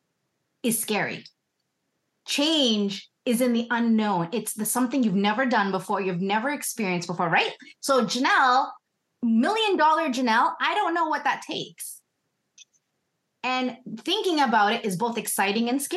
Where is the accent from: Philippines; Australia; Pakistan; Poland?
Philippines; now in Canada; I'm first gen Canadian. I'm from the Philippines.